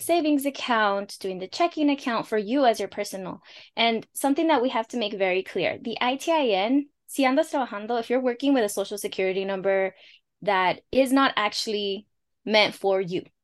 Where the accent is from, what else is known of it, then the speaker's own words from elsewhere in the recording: Los Angeles, California, United States; first language Spanish; English is a second language; I'm a first-gen daughter of Mexican Purepecha Indigenous immigrants, born and raised in Los Angeles, California